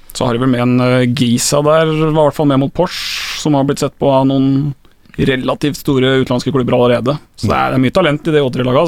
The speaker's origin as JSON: {"language": "Norwegian", "town": "Skien", "region": "Telemark", "country": "Norway", "tie": "born or raised there", "said": "Jeg er fra Skien"}